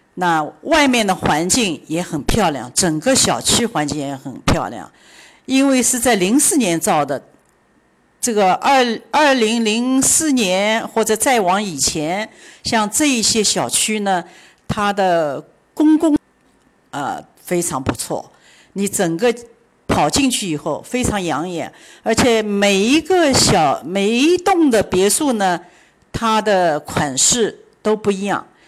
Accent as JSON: {"language": "Chinese", "country": "China", "moved": "yes", "lives_now": "Miami, United States", "said": "亚特兰大非常适合，呃，我们中国人来住"}